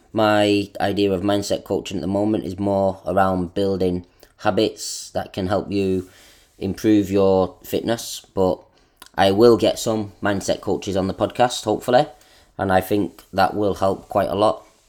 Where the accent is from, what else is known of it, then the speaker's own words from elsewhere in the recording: Manchester, North West England, United Kingdom; moved away as an adult; also born or lived in Australia; now in Japan; I am from England, Manchester. Now, I'm living in Japan